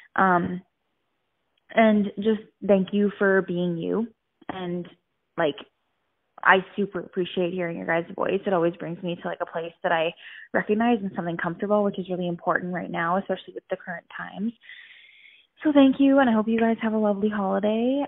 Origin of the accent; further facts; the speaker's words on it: Edmonton, Alberta, Canada; I'm from Edmonton, Alberta, Canada